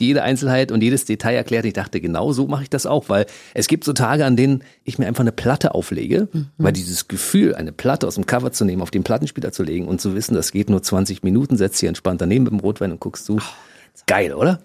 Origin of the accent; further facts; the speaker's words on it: Berlin, Germany; wir sind ja beide Berliner. Mhm. Du bist ein bisschen später zur Welt gekommen und im Westteil der Stadt, ich im Ostteil